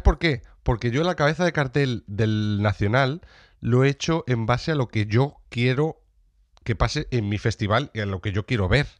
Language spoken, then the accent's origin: Spanish; Sierra de Béjar, Salamanca, Castile and León, Spain; en la Sierra de Béjar, en Salamanca para traer eh, eh, eh, salud, bienestar y dinero para mi tierra